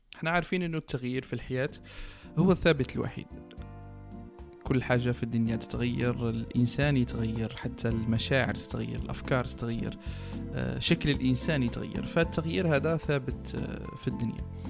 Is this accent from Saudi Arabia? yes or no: no; Algeria; إحنا بالك جزائريين